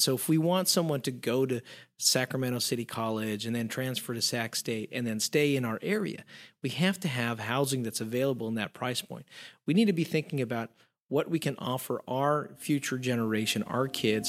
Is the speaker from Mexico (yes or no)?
yes; Mexico; I mean, I grew up in Mexico where you always had almost 3 to 4 generations in a household.